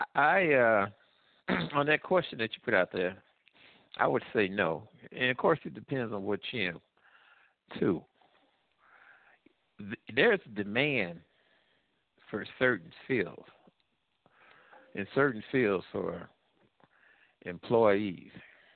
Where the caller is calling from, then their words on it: Midwest, United States; I'm calling from the Midwest.